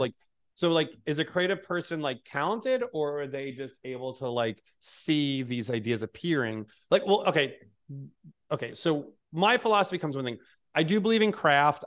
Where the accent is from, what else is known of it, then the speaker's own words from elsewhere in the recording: New York, United States; moved away as an adult; now in Hawaii, United States; I was born in New York and raised in New York and worked in New York